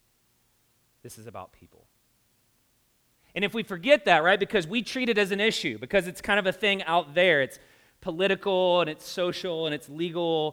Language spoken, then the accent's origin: English; the South, United States; now in Indianapolis, United States; I grew up in the South